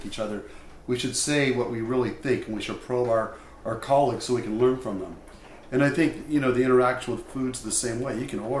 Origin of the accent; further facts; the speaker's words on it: Portland, Oregon, United States; Born and raised. Born in the same hospital as my mom, my dad, my grandma Lucy was born in Portland. I'm not a pioneer. I don't go back that far, but I'm an odd duck in Portland.